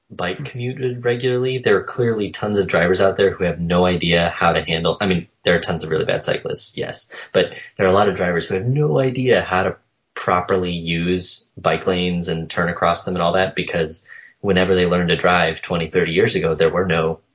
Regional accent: Minnesota, United States; also born or lived in Boston; now in Washington, United States; I grew up in Minnesota.

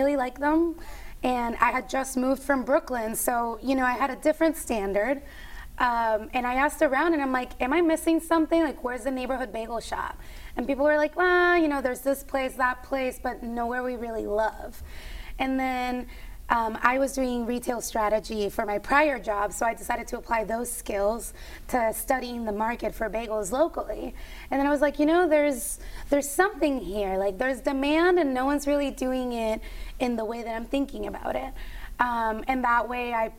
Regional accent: Puerto Rico; moved away as an adult; I was born and raised in Puerto Rico.

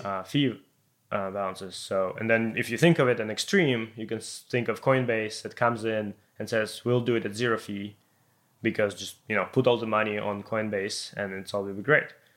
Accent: Ukraine; moved away; I'm coming from Ukraine

